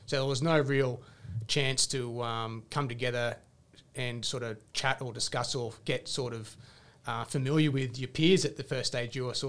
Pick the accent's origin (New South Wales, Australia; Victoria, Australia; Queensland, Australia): Queensland, Australia; Logan; So 40 minutes up the road in Logan. I actually didn't realise what type of reputation Logan had until I joined the army. And people would ask, oh, where you're from? I said I'm from Logan.